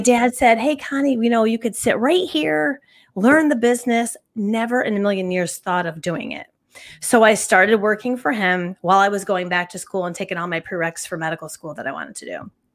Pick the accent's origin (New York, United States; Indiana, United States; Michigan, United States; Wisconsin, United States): New York, United States; Northville; I was born and raised in Northville, New York, on the Sacondaga Lake